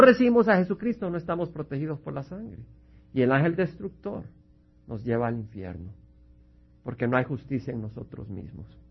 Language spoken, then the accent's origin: Spanish; El Salvador; now in United States; Su servidor viene del Salvador, donde hemos visto la guerra civil, la sangre y la destrucción que causó